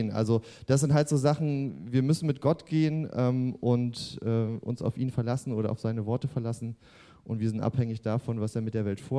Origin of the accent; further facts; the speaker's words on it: East Germany, Germany; Und ähm, ich komme ja auch äh, aus der DDR und da haben wir ja auch ein bisschen was mitgemacht